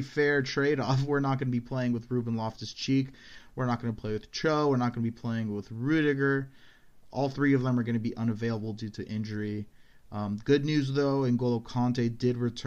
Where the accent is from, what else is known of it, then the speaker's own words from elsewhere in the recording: United States; I'm American and I'm kind of white